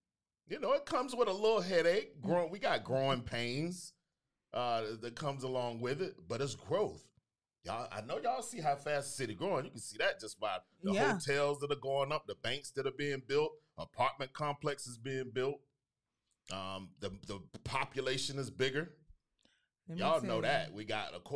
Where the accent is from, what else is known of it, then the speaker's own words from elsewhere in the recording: Panama City, Florida, United States; moved away; also born or lived in Tallahassee; I'm from Panama City, Florida. Born and raised in PC.